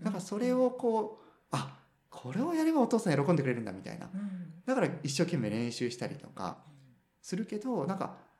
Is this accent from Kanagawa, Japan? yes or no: no; Makinohara, Shizuoka, Japan; born or raised there; moved away as an adult; also born or lived in Tokyo / Nagano; now in Fukuoka, Japan